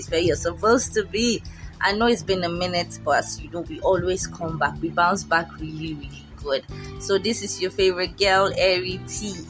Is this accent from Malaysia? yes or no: no; Nigeria; we are Nigerian, from a black country